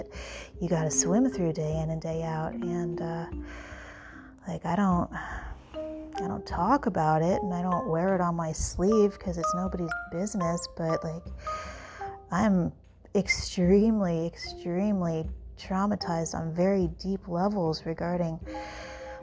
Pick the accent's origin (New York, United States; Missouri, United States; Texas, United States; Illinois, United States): New York, United States; I'm from New York